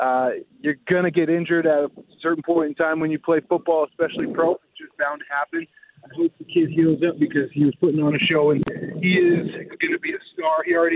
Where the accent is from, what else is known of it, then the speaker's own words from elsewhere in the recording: Winnipeg, Manitoba, Canada; being a Canadian kid from Winnipeg